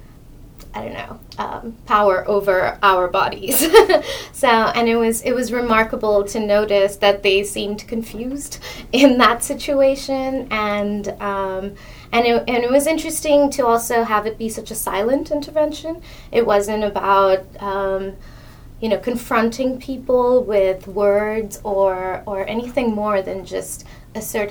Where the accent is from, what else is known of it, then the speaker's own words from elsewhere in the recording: India; moved away as an adult; now in Montreal, Canada; I'm from India. I came here, I came to Montreal to study at McGill